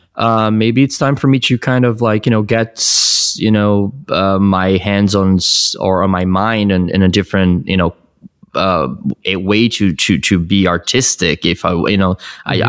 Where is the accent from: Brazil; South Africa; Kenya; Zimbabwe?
Brazil; moved away as an adult; now in United States; I was born in Brazil. I moved here uh, when I was 20